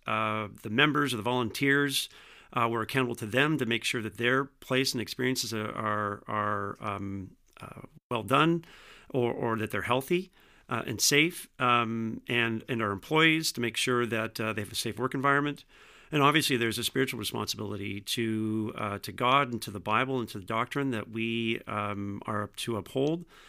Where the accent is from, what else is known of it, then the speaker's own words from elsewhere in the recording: Vineland, Ontario, Canada; also born or lived in Jordan, Ontario; I grew up in Vineland, uh, ironically just down the street from the Vineland site